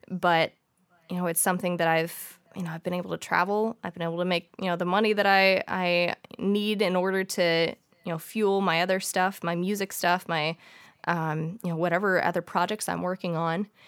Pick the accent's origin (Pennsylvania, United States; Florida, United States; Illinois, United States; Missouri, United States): Missouri, United States; St. Louis; so I was born and raised in St. Louis, Missouri. Um, I've lived here all my life